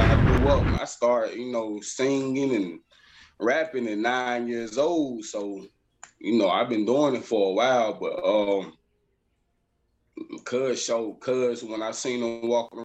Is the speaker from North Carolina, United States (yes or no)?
yes; Shelby, North Carolina, United States; I'm from Shelby, North Carolina